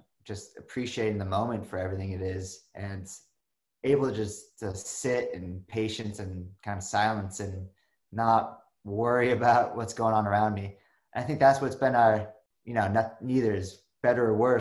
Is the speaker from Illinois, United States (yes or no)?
no; Malibu, California, United States; I grew up in Malibu in Los Angeles